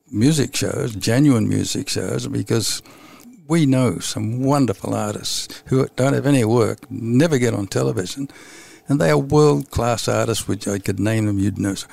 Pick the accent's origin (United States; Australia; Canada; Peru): Australia; born there; I got my break in England even though I was born in Australia, in the country.